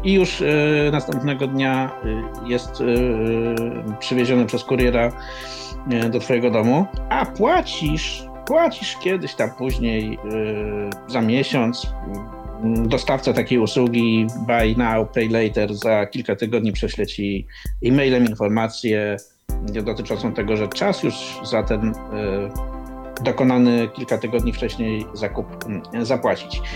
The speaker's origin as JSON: {"language": "Polish", "town": "Poznań", "region": "Greater Poland", "country": "Poland", "said": "Tu jestem z Poznania"}